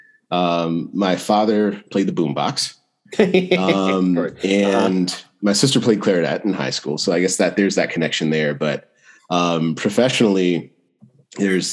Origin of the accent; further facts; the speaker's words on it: Greenville, North Carolina, United States; I actually grew up in Greenville, North Carolina